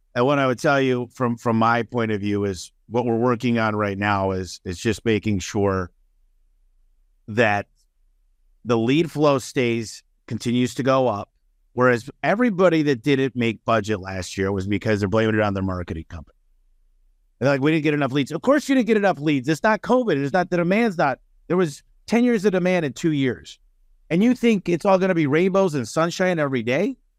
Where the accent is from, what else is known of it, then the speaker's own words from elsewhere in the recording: Detroit, Michigan, United States; now in Phoenix, United States; I'm originally from a suburb of Detroit, Michigan, and when you're a kid growing up in Detroit